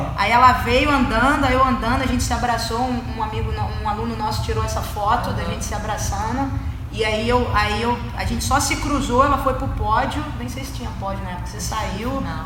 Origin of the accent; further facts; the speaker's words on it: Rio de Janeiro, Brazil; moved away; sou do Rio